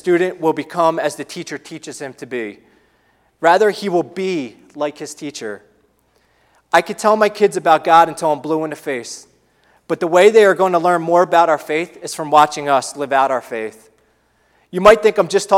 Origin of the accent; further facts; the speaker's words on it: Philadelphia, Pennsylvania, United States; moved away; We don't live near our extended families. We're from the Philadelphia area.